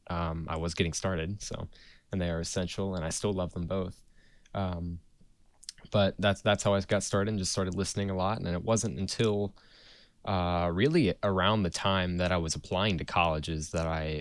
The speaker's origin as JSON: {"language": "English", "town": "Asheville", "region": "North Carolina", "country": "United States", "tie": "born or raised there", "said": "I was born in Asheville, and I am sitting in Asheville right now"}